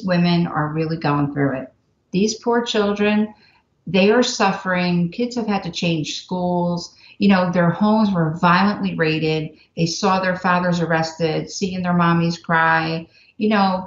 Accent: New Jersey, United States; moved away; I'm from New Jersey

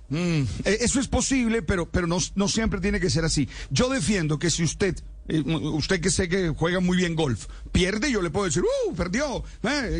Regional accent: Colombia

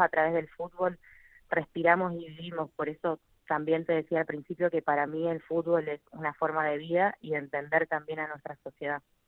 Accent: Argentina; nuestra historia como argentinos

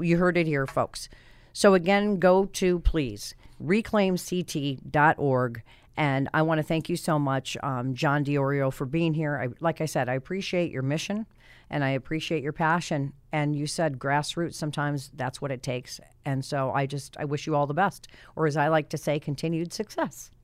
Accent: Colorado, United States; moved away as an adult; now in Hartford, United States; I'm from Colorado

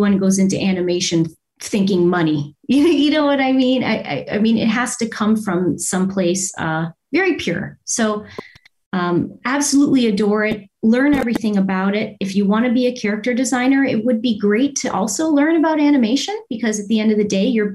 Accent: Windsor, Ontario, Canada; moved away as an adult; also born or lived in Toronto; I'm from Windsor, Windsor, Ontario

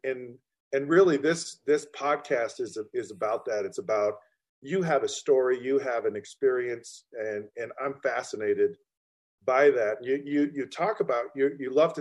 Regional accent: Utah, United States; I grew up in a small town too. And I grew up in Utah

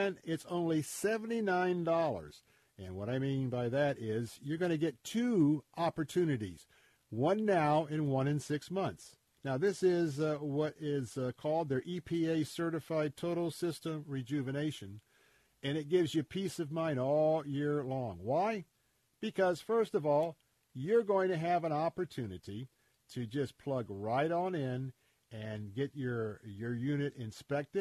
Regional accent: Tampa, Florida, United States; I grew up right here in Tampa

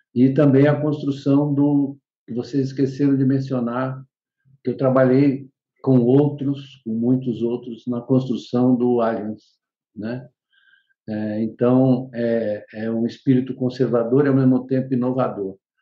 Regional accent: Bariri, São Paulo, Brazil; Eu estudei em Bariri

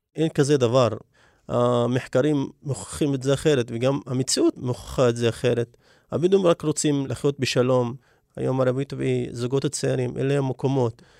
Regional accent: Negev, Southern District, Israel; אני מגיע מכפר לא מוכר, כפר שגובל בדיוק בגבולות של אה, כפר מוכר, יישוב קבע שנקרא אבו קרינת

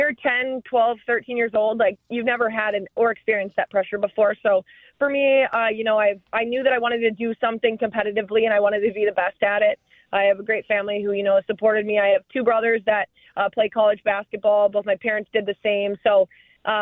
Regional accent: Lake City, Minnesota, United States; my hometown in Lake City, my high school Red Wing

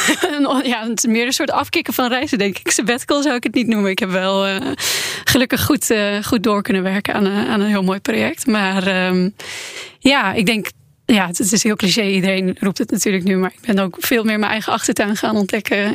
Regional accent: Netherlands; ik kom uit Nederland

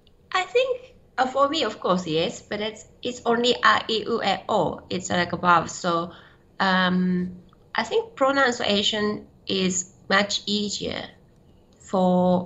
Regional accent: Shizuoka, Japan; I'm from Shizuoka prefecture. It's 300K from Tokyo.

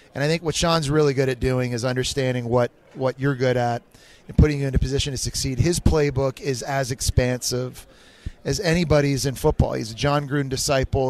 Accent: Canada; we're both Canadian

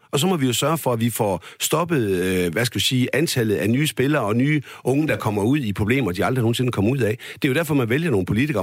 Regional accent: West Jutland, Central Denmark Region, Denmark; nu er jeg jo selv som vestjyde

